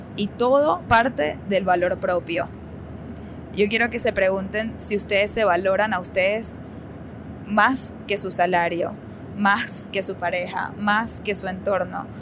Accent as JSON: {"language": "Spanish", "country": "Venezuela", "tie": "born or raised there", "moved": "yes", "lives_now": "United States", "said": "Una vida muy cómoda en nuestra casa, en nuestro idioma, en nuestra familia, cuando todavía las cosas en Venezuela estaban bastante estables"}